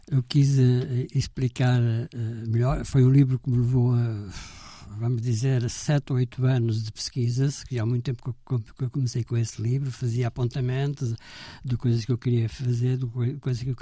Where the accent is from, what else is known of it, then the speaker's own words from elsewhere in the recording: Portugal; moved away as an adult; now in France; Nunca me consideraram como estrangeiro, nunca me consideraram como português. Simplesmente eh, um, uma pessoa que veio trabalhar para a França.